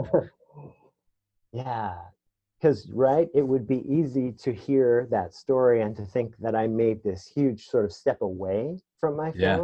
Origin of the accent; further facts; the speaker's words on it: New York City, New York, United States; I was raised in the Bronx in the 70s and 80s